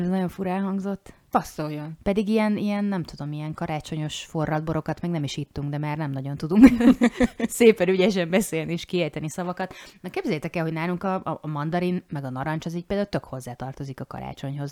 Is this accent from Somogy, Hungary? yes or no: no; Zala, Hungary; now in Győr, Hungary; Én ugye Zalai vagyok, és mi sok mindent máshogy szoktunk azért mondani